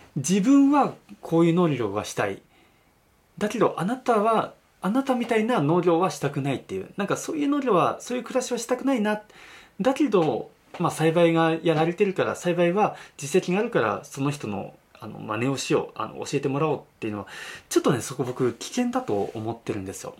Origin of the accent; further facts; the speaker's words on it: Yamanashi, Japan; also born or lived in Okinawa; 僕は出身が山梨県